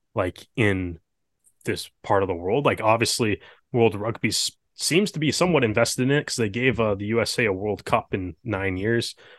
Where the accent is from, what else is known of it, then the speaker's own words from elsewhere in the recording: Canada; a Canadian kid